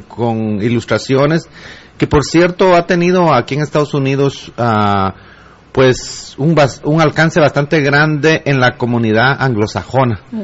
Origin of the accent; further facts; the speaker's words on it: El Progreso, Guatemala; yo nací en el progreso